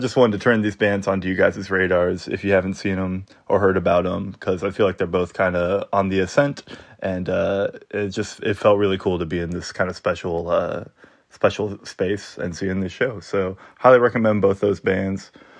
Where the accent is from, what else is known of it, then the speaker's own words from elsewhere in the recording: Texas, United States; now in Minneapolis, United States; I grew up in Texas going to shows at 1919 Hemphill in Fort Worth.